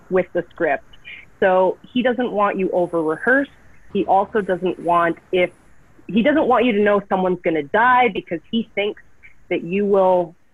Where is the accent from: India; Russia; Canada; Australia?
Canada; Vancouver, British Columbia; I'm originally from Vancouver.